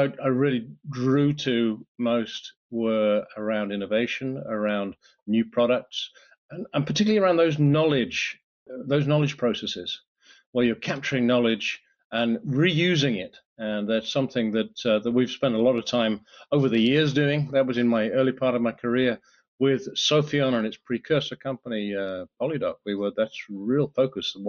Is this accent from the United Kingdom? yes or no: yes; United Kingdom; moved away as an adult; now in France; I'm a Brit, as you can probably tell by my accent